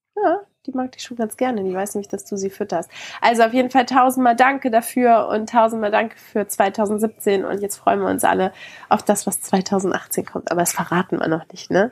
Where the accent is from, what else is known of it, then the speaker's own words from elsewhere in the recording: Germany; Bei uns in Deutschland